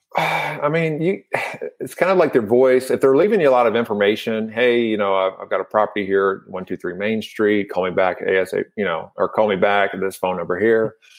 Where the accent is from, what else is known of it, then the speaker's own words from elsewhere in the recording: Louisville, Kentucky, United States; I'm from Louisville, Kentucky